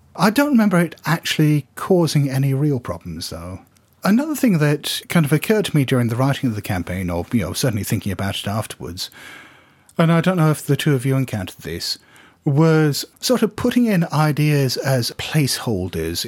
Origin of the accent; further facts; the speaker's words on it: Hong Kong; I come from Hong Kong